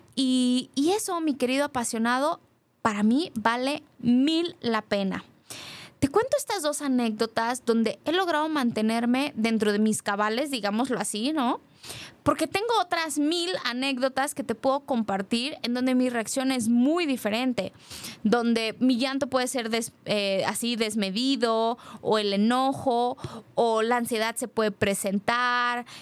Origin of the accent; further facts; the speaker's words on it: Guadalajara, Jalisco, Mexico; como mujer, como tapatía